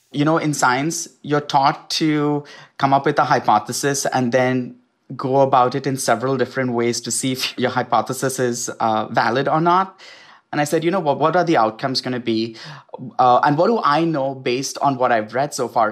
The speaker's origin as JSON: {"language": "English", "country": "India", "tie": "born or raised there", "moved": "yes", "lives_now": "United States", "said": "certain things that I grew up with in India"}